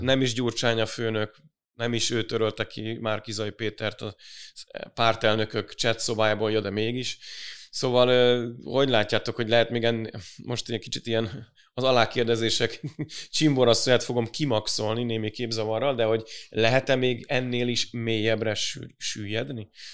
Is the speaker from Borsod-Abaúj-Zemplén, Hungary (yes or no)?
no; Budapest, Hungary; mi budapestiek vagyunk